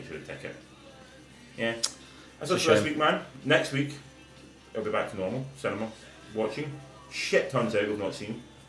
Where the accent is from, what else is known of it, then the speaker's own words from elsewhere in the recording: Scotland, United Kingdom; as a Scotsman